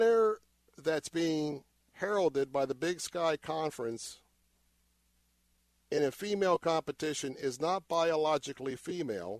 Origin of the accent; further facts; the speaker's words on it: Tampa, Florida, United States; I was born and raised here in Tampa. Lived in Tampa all of my life.